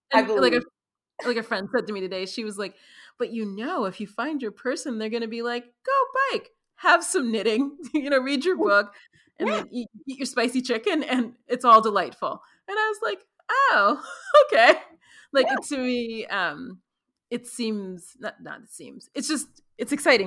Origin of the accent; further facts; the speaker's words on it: New York City, New York, United States; I was born and raised in New York City